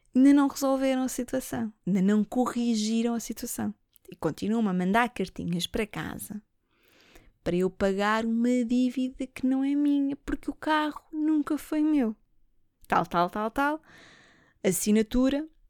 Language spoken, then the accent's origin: Portuguese; Lisbon, Portugal; Eu não sou do norte, eu nasci em Lisboa. A minha família cai é lá de cima